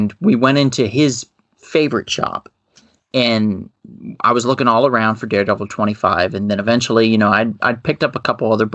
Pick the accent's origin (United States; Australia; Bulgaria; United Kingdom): United States; Ohio; my hometown shop in Ohio